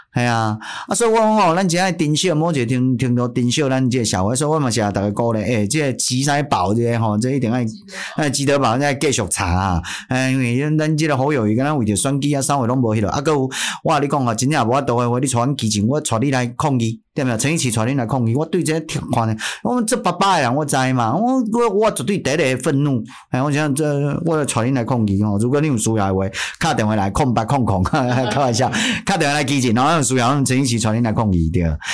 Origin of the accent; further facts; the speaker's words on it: Taiwan; 这一辈子可以身为台湾人算是相对幸福的